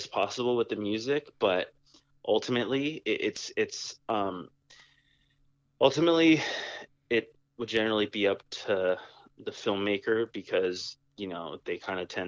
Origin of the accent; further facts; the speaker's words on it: San Jose, California, United States; I was born and raised here in San Jose